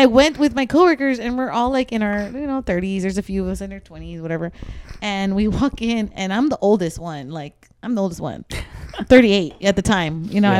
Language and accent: English; San Antonio, Texas, United States; Okay, we're from San Antonio. I remember when the Spurs were bad.